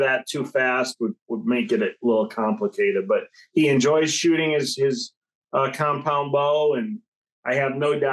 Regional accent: Illinois, United States; we're from Illinois.

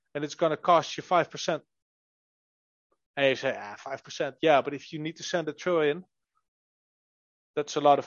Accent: Netherlands; We are from the Netherlands

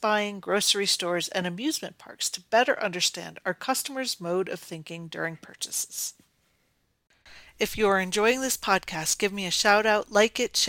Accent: Northeast, United States; I grew up in the Northeast and quite often visited an amusement park called the Great Escape.

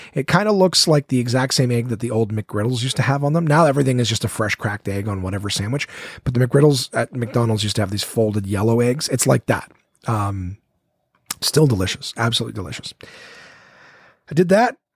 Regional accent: Ottawa, Ontario, Canada; here in Ottawa, my hometown

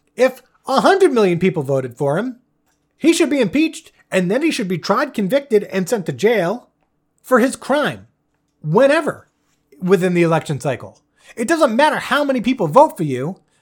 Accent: United States; as an American

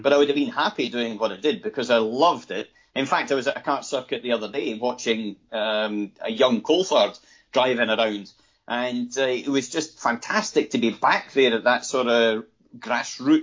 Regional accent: Scotland, United Kingdom; we come from a wee country, it's the north of Scotland

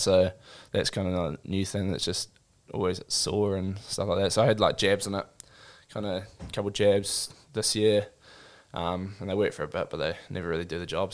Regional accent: Christchurch, Canterbury, New Zealand; also born or lived in Auckland / Gisborne; I grew up in Christchurch

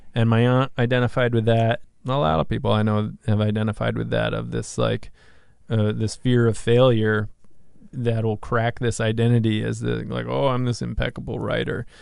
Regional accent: Massachusetts, United States; moved away; also born or lived in New York / Hawaii; my hometown out of Mass

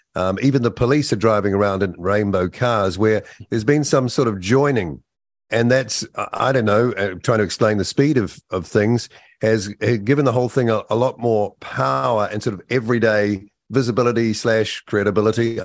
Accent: New Zealand; as a New Zealander

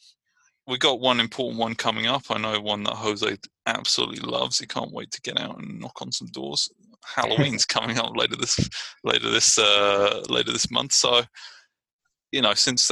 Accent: Brighton, South East England, United Kingdom; now in Richmond, United States; I'm from Brighton, England, and I'm living in Richmond, California

